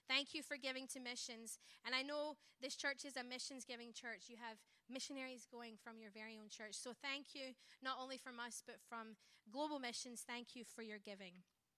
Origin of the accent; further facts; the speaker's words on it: Scotland, United Kingdom; born there; accent: Scottish; I don't have an American accent for that reason. I was born in Scotland. I am a missionary kid, so that's where my twang comes from.